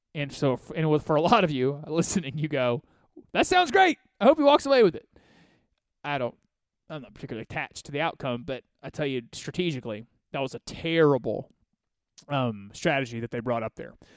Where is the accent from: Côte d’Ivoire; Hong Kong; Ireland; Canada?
Côte d’Ivoire; now in United States; I call it my home country because I was born there